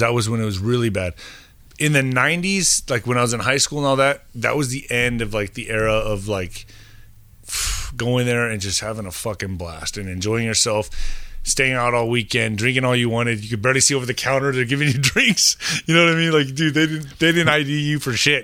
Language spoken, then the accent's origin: English; El Paso, Texas, United States; I grew up in El Paso, uh, next to Juarez